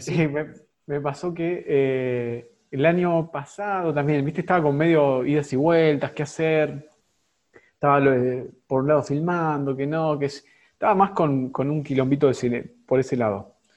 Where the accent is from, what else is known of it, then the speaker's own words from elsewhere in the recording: Argentina; Somos en Argentina, estamos todos concentrados acá y me incluyo